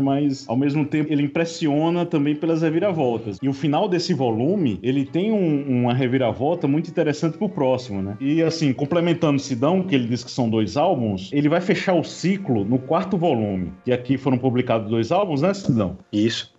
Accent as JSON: {"language": "Portuguese", "region": "Paraíba", "country": "Brazil", "said": "como um bom paraibano"}